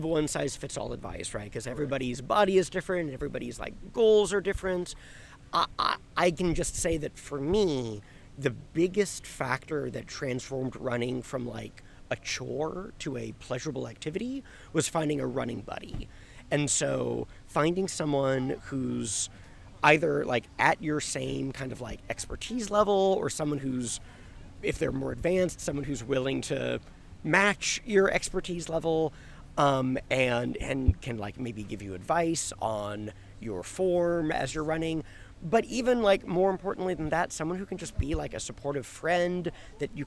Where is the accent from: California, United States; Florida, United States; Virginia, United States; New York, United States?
California, United States; Sunnyvale; now in New Orleans, United States; Originally, I'm from Sunnyvale, California